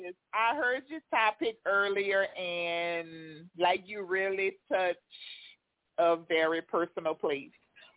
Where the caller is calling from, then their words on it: Louisiana, United States; I'm calling from Louisiana.